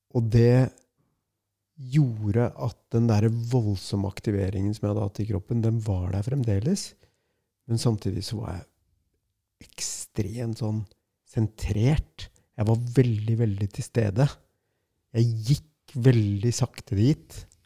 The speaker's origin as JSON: {"language": "Norwegian", "country": "Norway", "said": "jeg er fra Norge, jeg er 51 år gammel"}